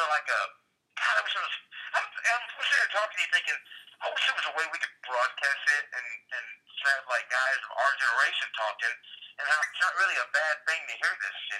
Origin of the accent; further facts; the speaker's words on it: Oklahoma, United States; moved away; I grew up in Oklahoma